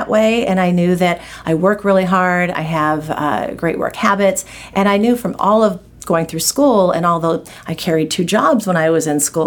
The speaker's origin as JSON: {"language": "English", "town": "Anaheim", "region": "California", "country": "United States", "tie": "born or raised there", "also_born_or_lived": "Los Angeles", "lives_now": "Santa Monica, United States", "said": "I grew up in Anaheim. My dad was a cop and my mom was a housewife. We lived there all of my school years"}